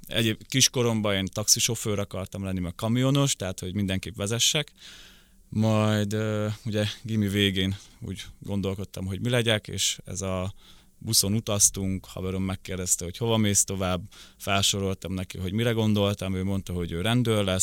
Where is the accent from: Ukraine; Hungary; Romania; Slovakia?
Ukraine; Rakhiv, Zakarpattia Oblast; born there; kárpátaljai, ugye sok kárpátaljai jön át onnan, tudják a többsége, hogy egyébként hol van Rahó, ahol születtem